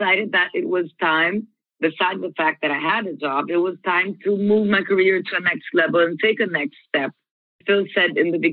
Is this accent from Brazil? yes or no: yes; Brazil; now in Orlando, United States; I am from Brazil and I'm currently living in Orlando.